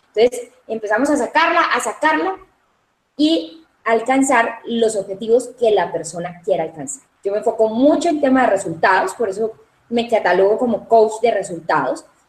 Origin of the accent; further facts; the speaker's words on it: Cali, Valle del Cauca, Colombia; also born or lived in Medellín, Colombia; realmente nací en la ciudad de Medellín, soy paisa, lo llevo en la sangre, pero Cali es la ciudad que me acogió desde muy pequeña